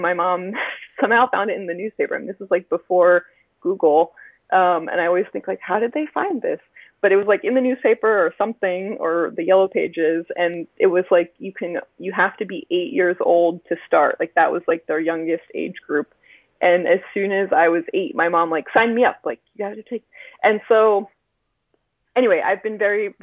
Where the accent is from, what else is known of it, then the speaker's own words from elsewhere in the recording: Philadelphia, Pennsylvania, United States; now in Fort Worth, United States; I'm originally from the Philadelphia area, and I've lived a lot of places between there and here.